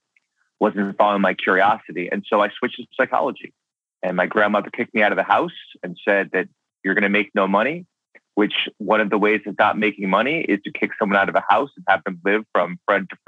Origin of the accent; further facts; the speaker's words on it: New York, United States; I grew up in New York